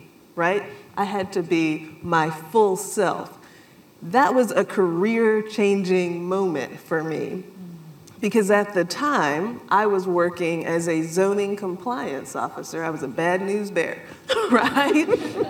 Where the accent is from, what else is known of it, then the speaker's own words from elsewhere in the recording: South Carolina, United States; moved away; I grew up in South Carolina